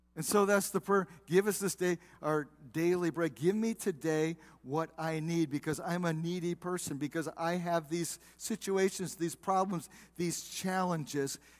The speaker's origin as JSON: {"language": "English", "town": "South Bend", "region": "Indiana", "country": "United States", "tie": "born or raised there", "moved": "yes", "lives_now": "Waterford, United States", "said": "I grew up in South Bend, Indiana"}